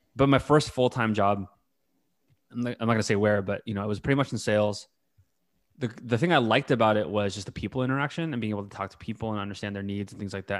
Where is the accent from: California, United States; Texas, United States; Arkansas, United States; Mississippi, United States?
California, United States; North Bay; I grew up in the North Bay, right? Again, outside of the city